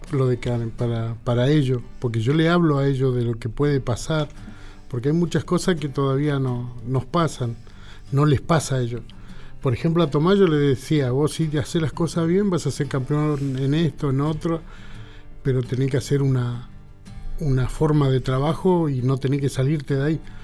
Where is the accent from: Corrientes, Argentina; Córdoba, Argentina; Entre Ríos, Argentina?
Corrientes, Argentina; Solano, Correntino; yo soy de Solano y Correntino